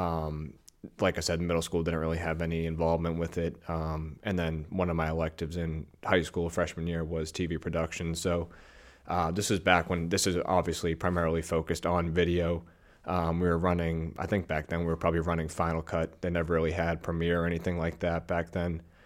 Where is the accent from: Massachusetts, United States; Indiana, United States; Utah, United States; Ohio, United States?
Massachusetts, United States; North Shore, outside Boston; I grew up, uh, North Shore, so about probably twenty, twenty-five minutes outside of, you know, Boston.